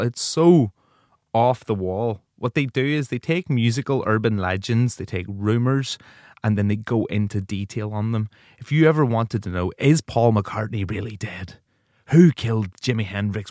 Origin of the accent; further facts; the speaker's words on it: Ireland; I'm an Irish broadcaster